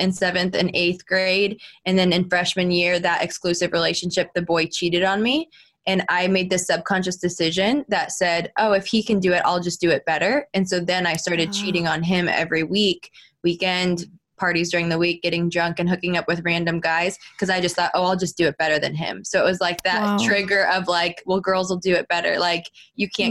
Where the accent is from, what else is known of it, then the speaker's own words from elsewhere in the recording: Florida, United States; I'm a Florida girl, born and raised in Florida